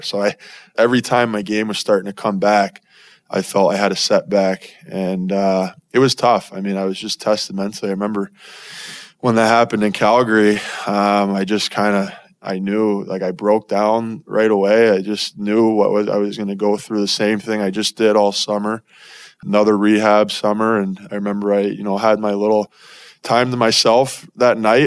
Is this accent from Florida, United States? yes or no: yes; Florida, United States; moved away as an adult; now in Arizona, United States; growing up in Florida